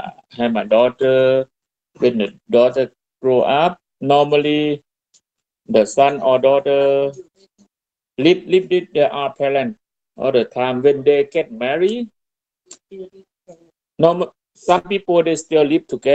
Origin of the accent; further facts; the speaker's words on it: Thailand; English is a second language; moved away as an adult; now in Canada; The time we came from Thailand